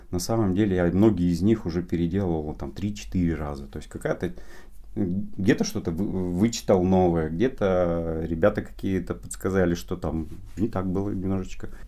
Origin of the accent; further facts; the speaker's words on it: Perm, Perm Krai, Russia; born there; я {S3} как раз родился в Перми, но, ну, во-первых, э, это в Голованово, Орджоникидзовский район